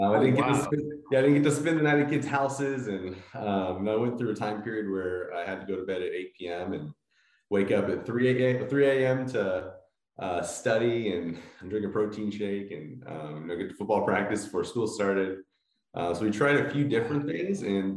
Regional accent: Palmdale, California, United States; I grew up here in Southern California in a small town called Palmdale.

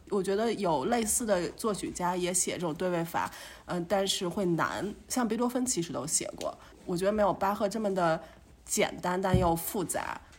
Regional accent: China; now in Germany; 我们都是生于中国，然后来到了德国

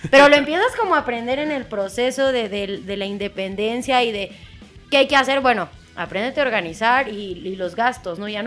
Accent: State of Mexico, Mexico; los que somos del Estado de México.

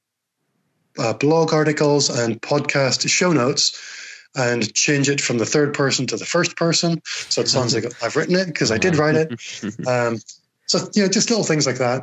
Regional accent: United Kingdom; accent: Northern Irish Scottish; this very strange Northern Irish Scottish accent that I have

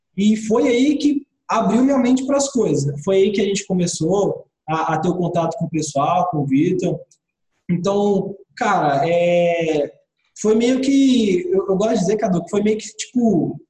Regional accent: Mato Grosso, Brazil; moved away as an adult; now in Brasília, Brazil; eu vim lá do Mato Grosso, sabe? Do, do interiorzão lá do Mato Grosso. Então, eu morei minha vida toda lá.

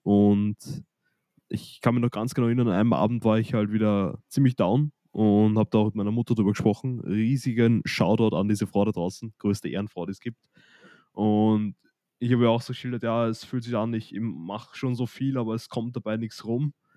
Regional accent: Austria; nach der Hauptschule bei uns in Österreich, wo gerade Matura ist

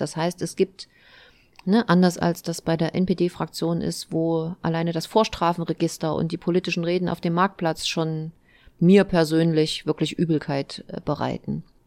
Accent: Eisenach, Thuringia, Germany; komme aus Eisenach, bin Oberbürgermeisterin dieser schönen Stadt

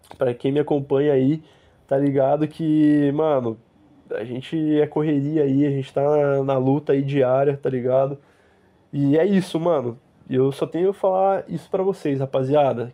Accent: Curitiba, Paraná, Brazil; moved away as an adult; now in Lisbon, Portugal; A gente que é curitibano

